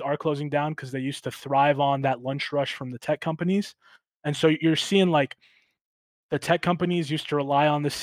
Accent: Marion, Ohio, United States; moved away as an adult; now in California, United States; I grew up in Marion, right? Mm-hmm. So it's small town Ohio

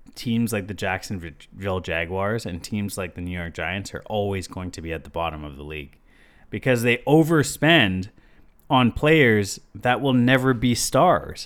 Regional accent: Toronto, Ontario, Canada; We're from Toronto

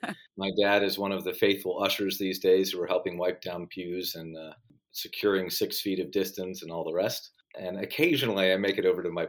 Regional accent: just south of Richmond, Virginia, United States; also born or lived in Baltimore, Maryland; I grew up in Virginia. My dad was in the military, traveled around a bit, but we planted just south of Richmond, Virginia. And in many ways, I've been there ever since.

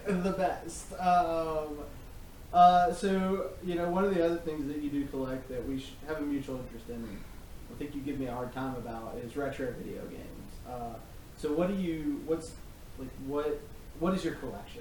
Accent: North Carolina, United States; my home state

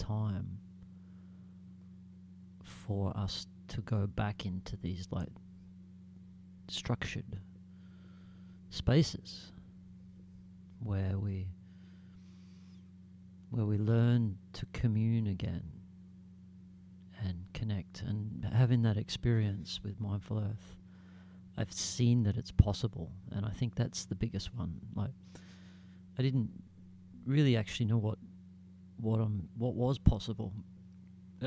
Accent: Australia; I'm proud to be Australian

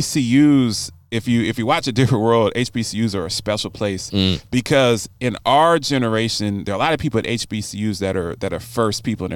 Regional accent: Baltimore, Maryland, United States; I grew up in Baltimore.

